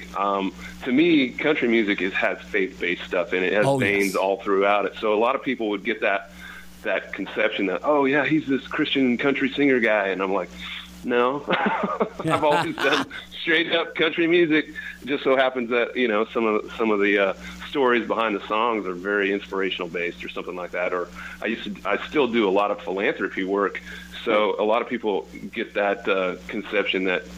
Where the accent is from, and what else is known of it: Hubbell, Nebraska, United States; born or raised there; moved away